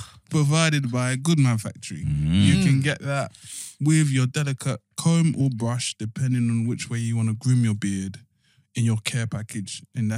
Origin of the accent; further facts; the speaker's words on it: Ghana; My friend went to Kenya 5 years ago. Like, mate, I'm from Ghana.